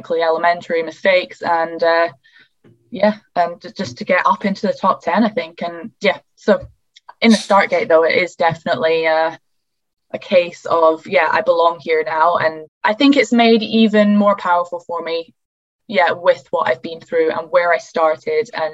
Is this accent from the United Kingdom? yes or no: yes; United Kingdom; I'm just a British girl here